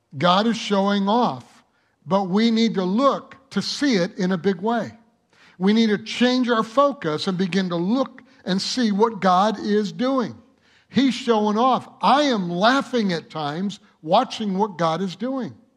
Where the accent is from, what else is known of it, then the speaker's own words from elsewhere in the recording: Michigan, United States; now in El Monte, United States; I grew up in Michigan where you had the four seasons